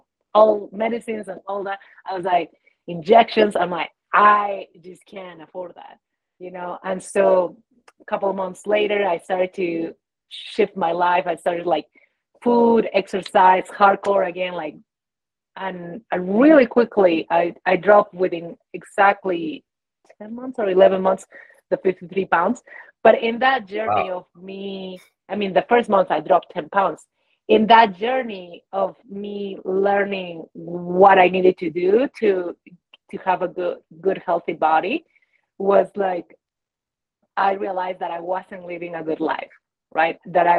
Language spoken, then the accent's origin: English; Peru; now in United States; So I have been in the States for 21, almost 22 years. And in that journey, I came from Peru, to forge a different life. And I was working in the mountains here in Colorado and corporate, right?